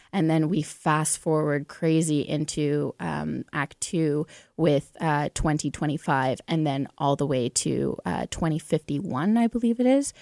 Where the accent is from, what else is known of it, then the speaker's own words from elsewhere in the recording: Onaping, Ontario, Canada; also born or lived in Thunder Bay; I'm from Onaping, which is north of Sudbury.